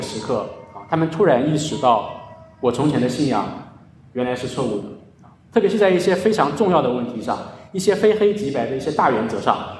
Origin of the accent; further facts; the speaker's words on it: China; 在我们的教会，在我们中国人的文化当中，呃，也是如此啊。